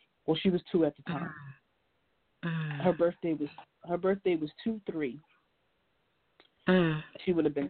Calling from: New Jersey, United States; I'm calling from New Jersey.

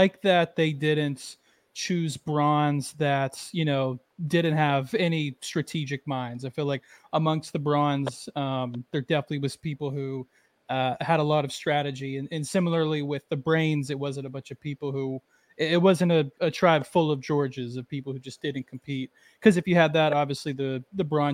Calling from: New York City, New York, United States; I'm calling it from New York City right now

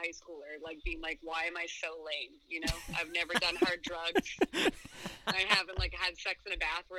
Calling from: Boston, Massachusetts, United States; I'm calling from Boston, Massachusetts

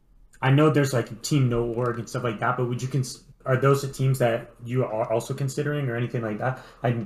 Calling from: Connecticut, United States

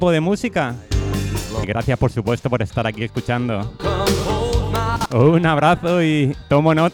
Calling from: Cartagena, Region of Murcia, Spain; de Cartagena.

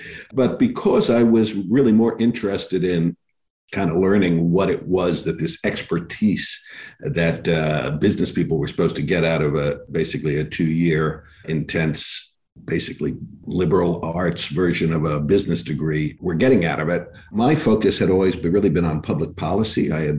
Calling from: New York, United States; I'm calling from my humble abode on the Upper East Side, where all the investment bankers who don't live in Greenwich live.

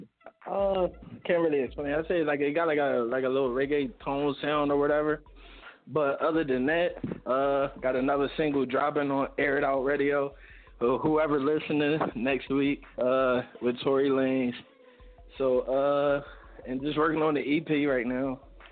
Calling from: Philadelphia, Pennsylvania, United States; I'm calling from Philly, Northeast right now.

